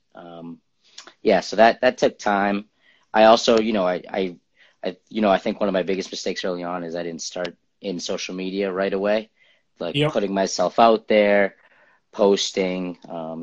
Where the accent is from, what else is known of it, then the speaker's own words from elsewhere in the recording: Lowell, Massachusetts, United States; also born or lived in Cambridge, Massachusetts / Somerville, Massachusetts; now in Medford, United States; I was born in Cambridge, lived in Somerville my early years, and then moved to Lowell. So like my teenager, early 20s, I lived in Lowell.